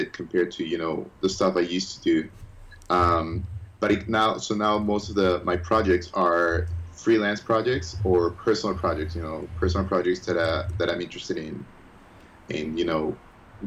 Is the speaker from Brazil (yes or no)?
no; Ecuador; moved away as an adult; also born or lived in United States; now in Florida, United States; when I was three, we moved back to Ecuador, and I was raised in Ecuador